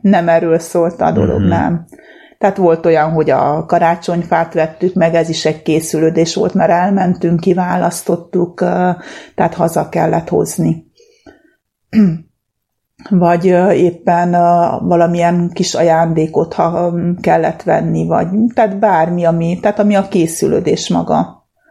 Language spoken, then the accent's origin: Hungarian; Transylvania, Romania; now in Hungary; én Erdélyből jöttem, már 30 éve itt élek Magyarországon, de a gyerekkoromat ott töltöttem, ott nőttem föl